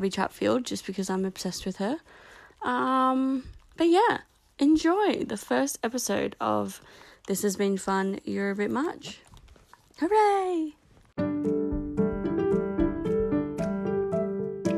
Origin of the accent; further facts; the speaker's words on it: Australia; accent: Australian; also born or lived in Canberra; I'm obviously Australian because of my disgusting accent.